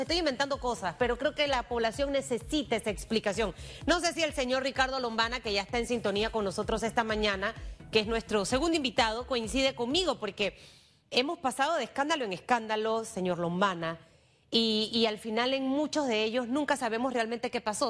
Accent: Panama; como panameña

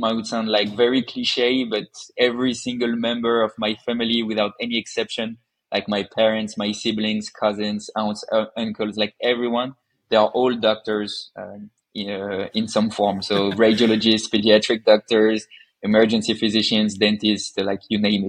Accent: Paris, Île-de-France, France; I was born in France, as you said, in the beautiful city of Paris, and I completed all of my studies there.

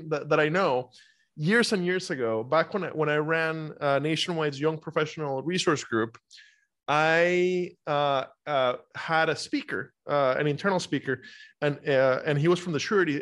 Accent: Costa Rica; now in United States; I'm from Costa Rica originally.

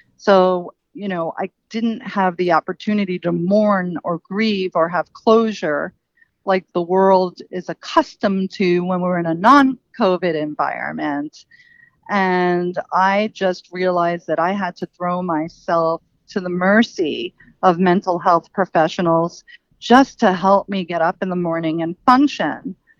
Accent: New York City, New York, United States; I grew up in Queens, New York, um, which is a borough in New York City.

